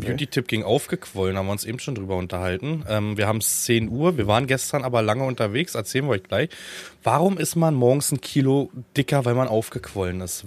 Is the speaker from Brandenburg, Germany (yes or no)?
yes; Dyrotz-Luch, Brandenburg, Germany; weil meine Eltern, also ihr könnt das Nest googeln, weil das Haus eh im Verkauf gerade ist. Dürotz Luch heißt das.